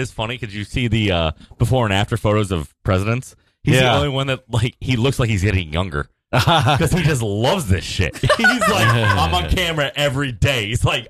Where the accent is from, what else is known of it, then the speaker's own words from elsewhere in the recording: Albany, New York, United States; So I'm from Albany